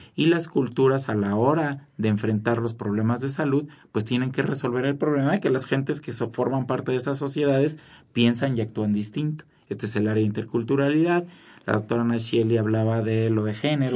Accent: Mexico

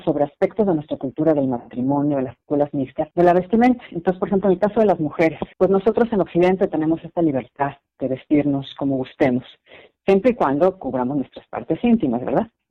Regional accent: Mexico; moved away as an adult; also born or lived in United States / Qatar; la cultura mexicana, ¿no? que es la, la mía

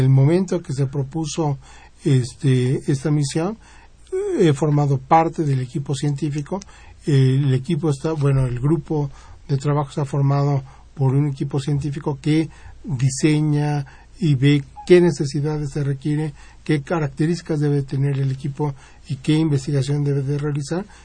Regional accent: Mexico; Yo soy el único mexicano que participa en la misión

